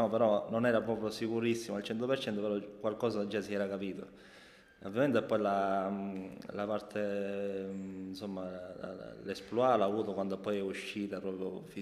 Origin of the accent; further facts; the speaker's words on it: Sicily, Italy; siccome sono molto legato alla Sicilia, in particolare al mio paese, ero molto contento che si aveva una, una visibilità molto ampia